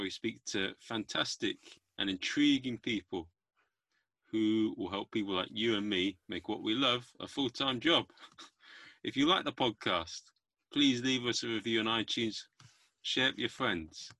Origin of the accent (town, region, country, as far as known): United Kingdom